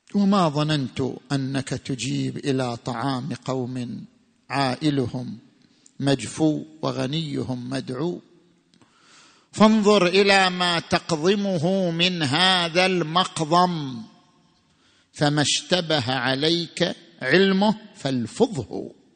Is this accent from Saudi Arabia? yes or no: yes; Saudi Arabia; عندنا في السعودية